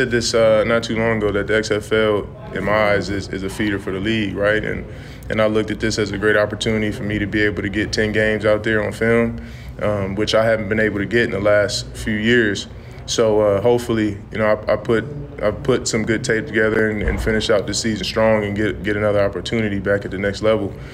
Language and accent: English; Las Vegas, Nevada, United States; anytime I get to tell people I'm from Vegas, it's it's always the same reaction.